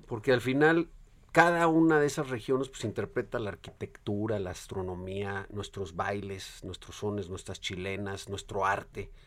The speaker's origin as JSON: {"language": "Spanish", "region": "Oaxaca", "country": "Mexico", "said": "nos toca a las oaxaqueños y los oaxaqueños, promover eh, nuestra cultura"}